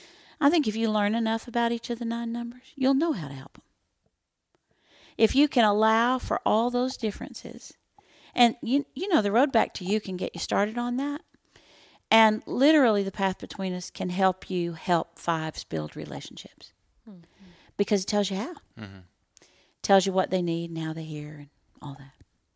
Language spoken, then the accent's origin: English; Texas, United States; we're from Texas